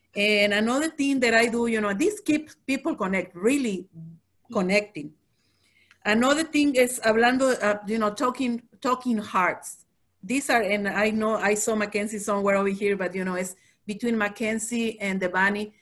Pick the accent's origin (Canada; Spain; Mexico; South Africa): Mexico; moved away; we come from Mexico